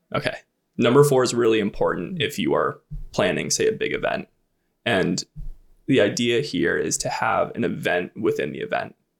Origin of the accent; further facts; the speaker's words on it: New Hampshire, United States; I grew up in New Hampshire